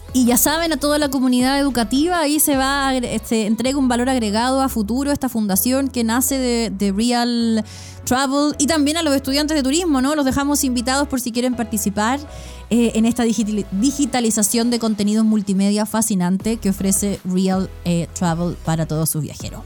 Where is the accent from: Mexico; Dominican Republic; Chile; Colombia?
Chile